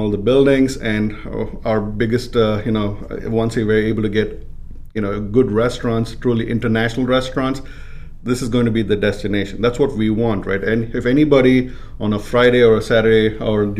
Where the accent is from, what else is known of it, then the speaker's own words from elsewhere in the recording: India; moved away; I was growing up in India